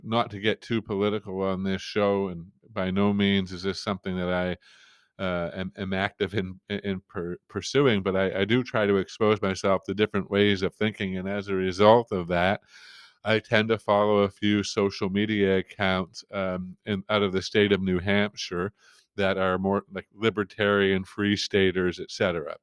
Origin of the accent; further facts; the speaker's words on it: Canada; up here in, in Canada, in my part of Canada